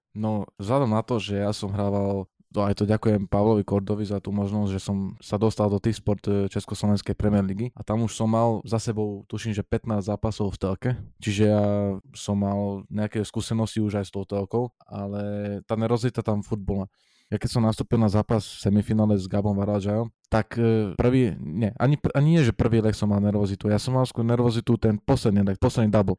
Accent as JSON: {"language": "Slovak", "town": "Rožňava", "region": "Košice Region", "country": "Slovakia", "said": "u nás v Rožňave"}